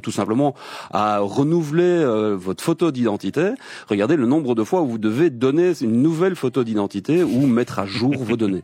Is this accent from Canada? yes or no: no; Belgium